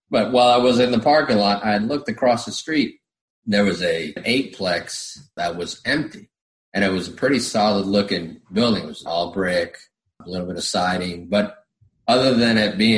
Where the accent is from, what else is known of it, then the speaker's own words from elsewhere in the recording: Florida, United States; now in Summerville, United States; She's from Virginia. I'm from Florida. I didn't want to be in Virginia.